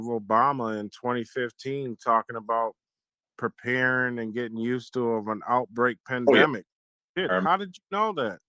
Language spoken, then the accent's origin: English; Milwaukee, Wisconsin, United States; I'm from Milwaukee, Wisconsin